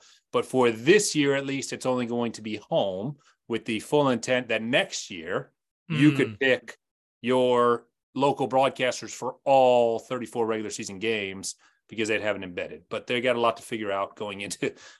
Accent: Cleveland, Ohio, United States; now in Cincinnati, United States; I'm from Cleveland, so I'm a Guardians fan

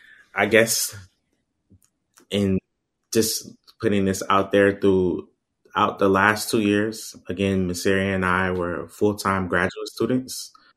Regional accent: Jamaica; even though I'm a Jamaican and Jamaican citizen, but I'm also an American as well.

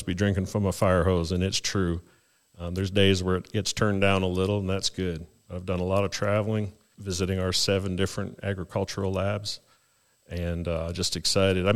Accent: Canada; moved away as an adult; now in North Carolina, United States; I hail from Canada

